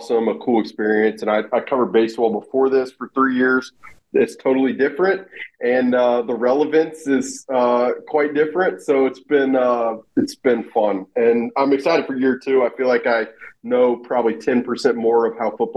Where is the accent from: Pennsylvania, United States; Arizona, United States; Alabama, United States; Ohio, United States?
Alabama, United States; moved away; I grew up in Alabama